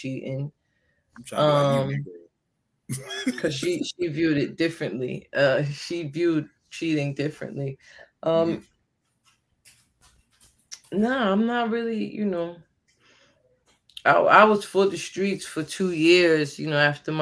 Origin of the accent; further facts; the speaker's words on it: New Jersey, United States; moved away; I'm from Jersey